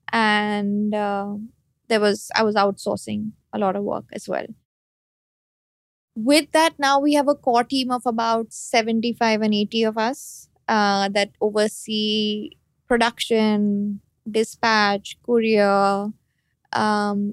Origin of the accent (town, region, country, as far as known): India